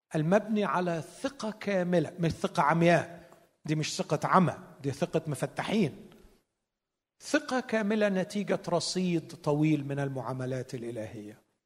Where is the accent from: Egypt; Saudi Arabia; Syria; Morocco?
Egypt; عندنا في مصر